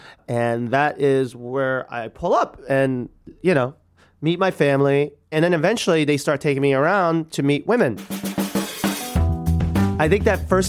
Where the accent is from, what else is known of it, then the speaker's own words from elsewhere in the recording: New York, United States; And like, I'm like from New York. I'm like dying here.